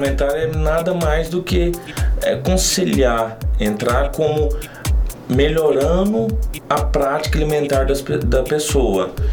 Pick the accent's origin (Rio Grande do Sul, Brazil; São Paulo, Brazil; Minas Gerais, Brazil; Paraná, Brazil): Minas Gerais, Brazil; Santa Vitória; moved away as an adult; now in Uberlândia, Brazil; eu não sou de Uberlândia, eu sou de Santa Vitória, uma cidade próxima de Uberlândia. Vim para Uberlândia no ano de 2015